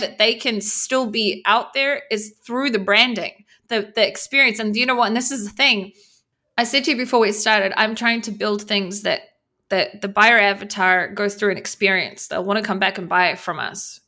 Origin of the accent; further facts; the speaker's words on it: New Zealand; moved away as an adult; now in Israel; I grew up in New Zealand. I live, I've been living in Israel for fourteen years